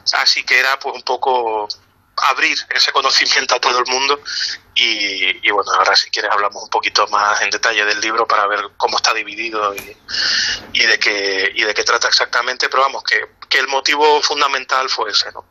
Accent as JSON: {"language": "Spanish", "region": "Canary Islands", "country": "Spain"}